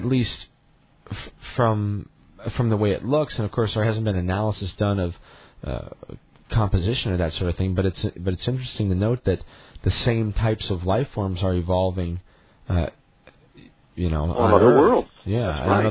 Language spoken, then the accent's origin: English; United States; as an American